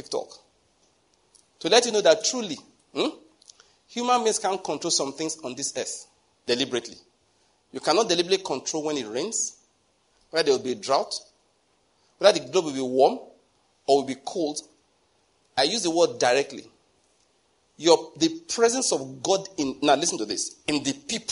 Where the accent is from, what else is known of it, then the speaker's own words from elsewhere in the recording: Enugu, Enugu State, Nigeria; moved away; I came from Enugu.